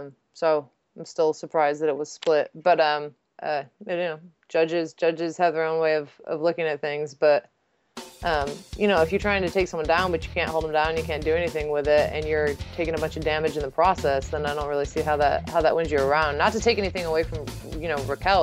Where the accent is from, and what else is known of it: Los Angeles, California, United States; born or raised there